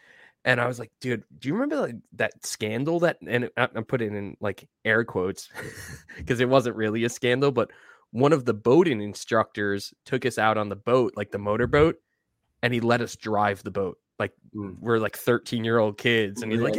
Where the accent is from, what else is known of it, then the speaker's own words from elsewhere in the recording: Deer Park, New York, United States; like the North Shore area of Long Island, which is like kind of directly north of where I grew up in Deer Park